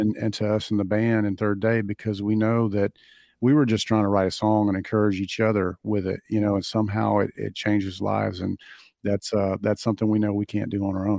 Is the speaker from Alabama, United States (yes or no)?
yes; Clinton, Alabama, United States; growing up in the South in this little town